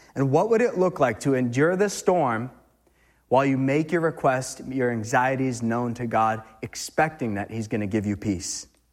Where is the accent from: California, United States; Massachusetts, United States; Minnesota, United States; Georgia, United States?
Massachusetts, United States; now in New Hampshire, United States; I'm from Mass